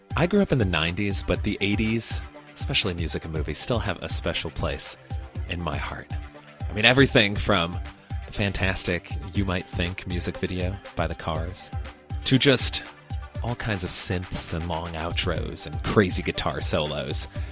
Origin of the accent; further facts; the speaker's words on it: Chicago, Illinois, United States; I grew up in Chicago